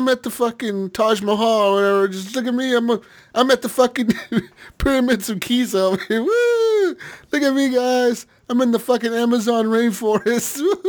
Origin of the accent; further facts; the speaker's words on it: West Coast, United States; We're from West Coast over here.